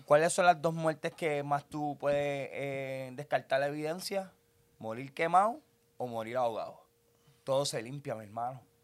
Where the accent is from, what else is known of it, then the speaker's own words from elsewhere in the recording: Puerto Rico; mi pueblo